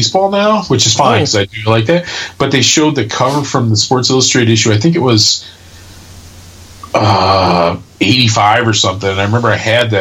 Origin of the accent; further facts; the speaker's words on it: Wisconsin, United States; I was in Wisconsin